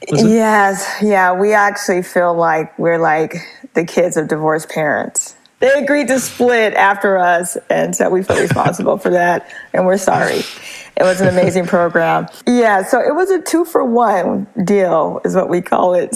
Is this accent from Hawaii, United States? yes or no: no; Los Angeles, California, United States; moved away as an adult; now in San Francisco Bay Area, United States; I was born in Los Angeles and I later moved to the San Francisco Bay Area to be a part of the tech.com movement